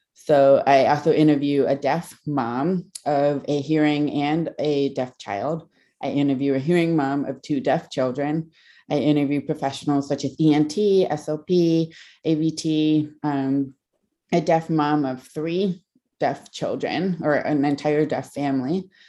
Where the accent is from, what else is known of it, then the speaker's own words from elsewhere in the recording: Kent, Ohio, United States; I grew up in Kent, Ohio